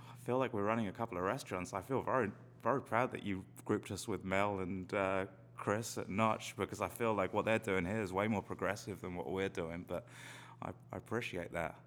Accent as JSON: {"language": "English", "region": "London", "country": "United Kingdom", "tie": "born or raised there", "moved": "yes", "lives_now": "Salem, United States", "said": "I grew up in London, which is probably 50, 60 miles away from the coast"}